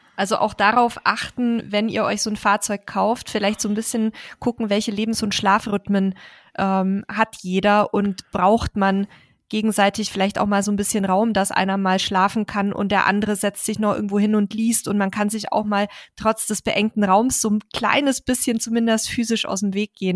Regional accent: Bavaria, Germany; wir sagen in Bayern Meterstab dazu

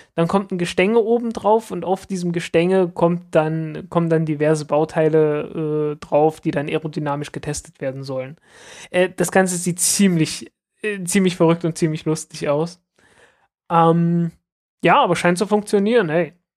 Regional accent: the East, East Germany, Germany; ich bin halt im Osten aufgewachsen

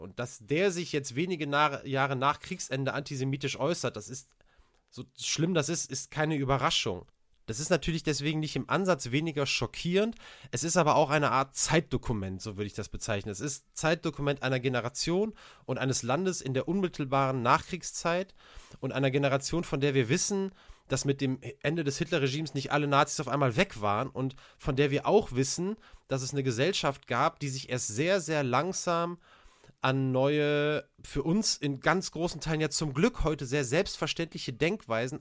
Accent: Cologne, North Rhine-Westphalia, Germany; als Kölner

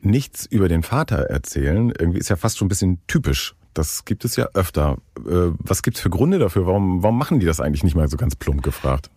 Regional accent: Northern Germany, Germany; moved away; in Norddeutschland an meine Heimat

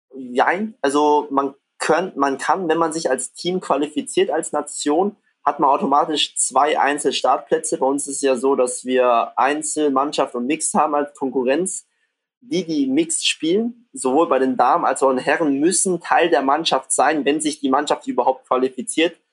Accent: near Stuttgart, Baden-Württemberg, Germany; moved away as an adult; now in Düsseldorf, Germany; ich komme ja ursprünglich aus der Nähe von Stuttgart

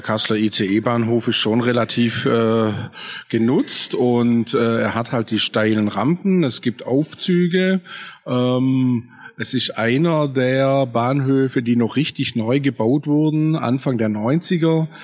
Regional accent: a Swabian village, Germany; im schwäbischen Dorf, wo ich aufgewachsen bin, als sehbehinderter Bub

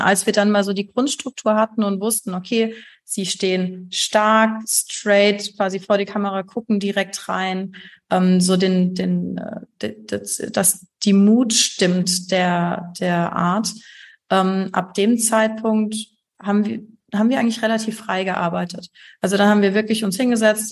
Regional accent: Heidelberg, Baden-Württemberg, Germany; Ich komme aus Heidelberg

